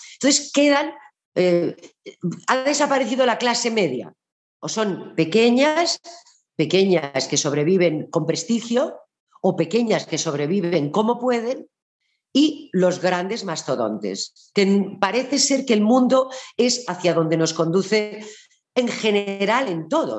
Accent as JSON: {"language": "Spanish", "town": "Barcelona", "region": "Catalonia", "country": "Spain", "said": "en Barcelona, que es de donde yo soy"}